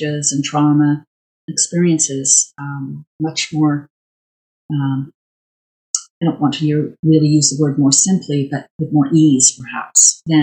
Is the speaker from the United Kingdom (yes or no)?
yes; Wales, United Kingdom; now in Calgary, Canada; my origins are Welsh. I was born in Wales.